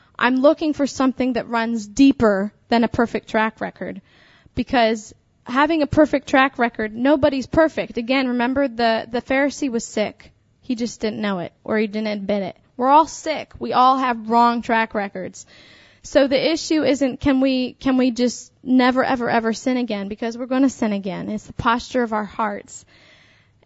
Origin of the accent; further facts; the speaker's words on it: Pennsylvania, United States; I was raised in Pennsylvania